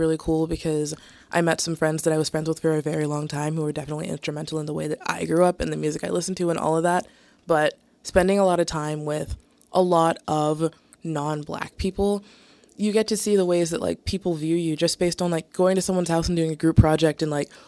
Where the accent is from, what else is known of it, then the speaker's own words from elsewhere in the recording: right outside of Atlanta, Georgia, United States; moved away as an adult; now in Boston, United States; I'm from right outside of Atlanta